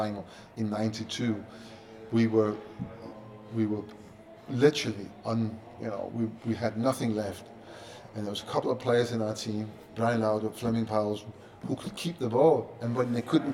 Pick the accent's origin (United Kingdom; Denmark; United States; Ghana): Denmark; Copenhagen, Capital Region of Denmark; moved away; I'm a kid growing up in Copenhagen, no TV, newspapers, of course, but no internet, no nothing